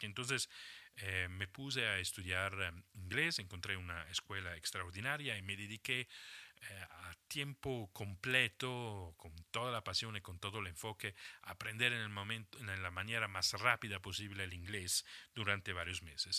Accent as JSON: {"language": "Spanish", "country": "Italy", "also_born_or_lived": "Germany / Switzerland", "moved": "as an adult", "said": "me había salido ya de Italia, de mi país de origen, un par de veces"}